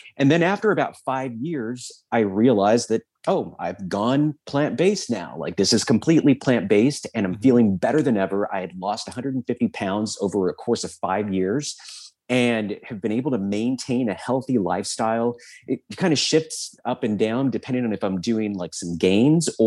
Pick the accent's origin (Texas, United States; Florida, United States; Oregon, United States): Texas, United States; South; I was very typical obese kid growing up in South Texas